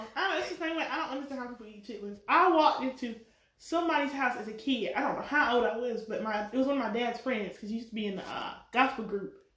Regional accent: North Carolina, United States; I'm from North Carolina

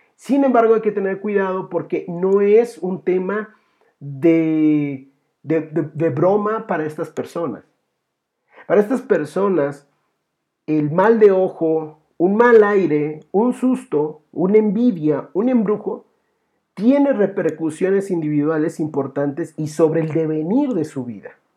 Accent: Mexico; nosotros tenemos esa tradición, como mexicanos

